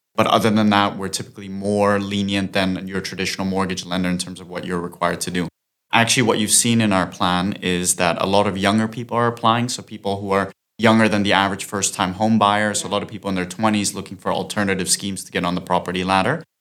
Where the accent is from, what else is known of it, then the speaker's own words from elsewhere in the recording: Austria; moved away as an adult; now in London, United Kingdom; I'm originally from Austria, but I've been in London for the past seven years